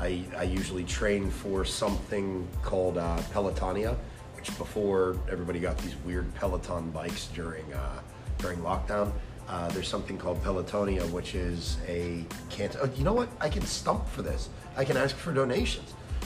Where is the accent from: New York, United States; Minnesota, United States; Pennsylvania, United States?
Pennsylvania, United States; Pittsburgh; moved away; I grew up on the north side of Pittsburgh, right near Three Rivers Stadium